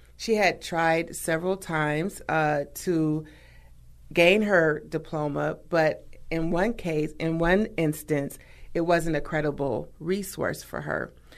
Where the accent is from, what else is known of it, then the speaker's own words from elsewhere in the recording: Milwaukee, Wisconsin, United States; I'm a native of Milwaukee. So, Wisconsin and Milwaukee is my home state, hometown